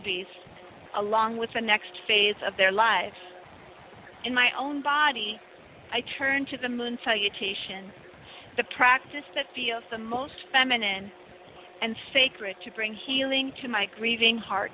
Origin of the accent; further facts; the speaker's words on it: United States; now in Mexico; I'm an American citizen, happen to be living in Mexico